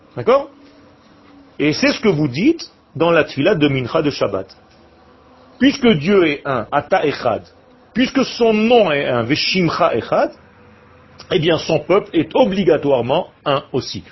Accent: Israel; je suis né en Israël. Il y avait rien quand je suis né

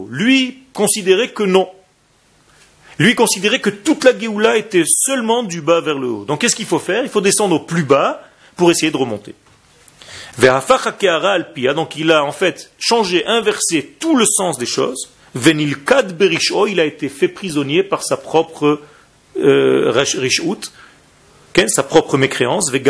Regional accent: Israel; moi, quand j'étais petit en Israël, c'était le, l'acteur. L'acteur euh, en Israël.

